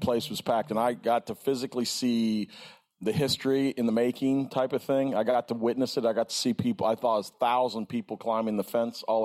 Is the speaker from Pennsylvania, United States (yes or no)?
no; Columbus, Ohio, United States; I grew up in Columbus, Ohio, 3 hours from here